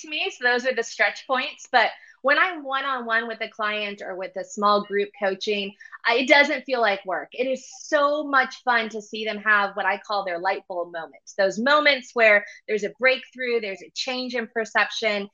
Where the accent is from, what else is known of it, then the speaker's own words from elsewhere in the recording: San Jose, California, United States; moved away as an adult; also born or lived in Los Angeles, California; now in New York City, United States; I'm originally from San Jose, California. I grew up in the Bay Area